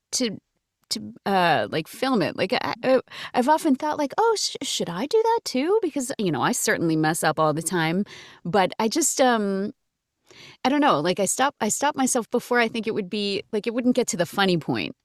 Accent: Massachusetts, United States; I grew up in Massachusetts

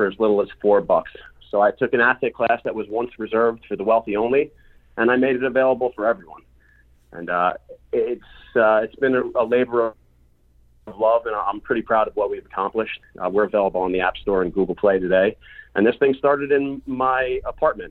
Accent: Long Island, New York, United States; I grew up in Long Island, New York.

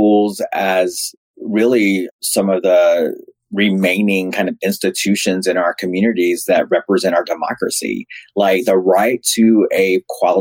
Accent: Raleigh, North Carolina, United States; I grew up in Raleigh, North Carolina

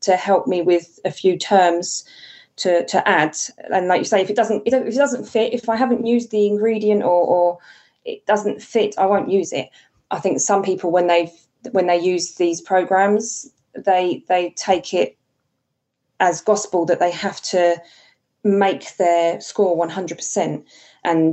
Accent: United Kingdom; we are British

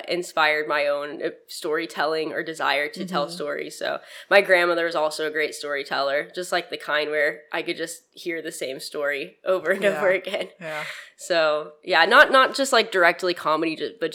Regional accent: Arlington, Texas, United States; also born or lived in Amarillo, Texas / Austin, Texas; I grew up in Arlington, like DFW area

